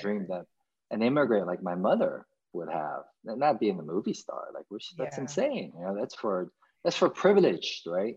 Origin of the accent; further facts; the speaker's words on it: United States; as an american kid you adopt and you you digest everything that is beautiful about being growing up in America